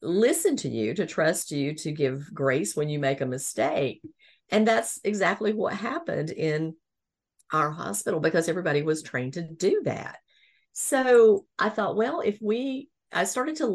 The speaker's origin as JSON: {"language": "English", "region": "the South", "country": "United States", "tie": "born or raised there", "said": "growing up in the South"}